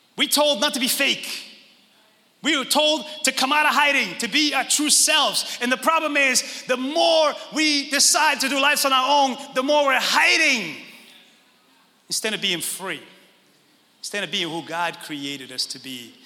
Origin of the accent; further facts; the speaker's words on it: Northeast, United States; we grew up in the Northeast and we all come from that.